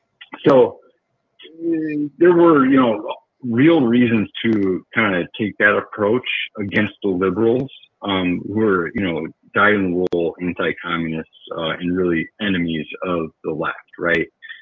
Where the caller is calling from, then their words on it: Milwaukee, Wisconsin, United States; calling from Milwaukee.